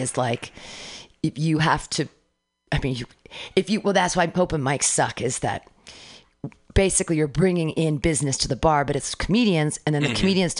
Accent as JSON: {"language": "English", "town": "Danville", "region": "California", "country": "United States", "tie": "born or raised there", "said": "I grew up in Danville. It's really close to Walnut"}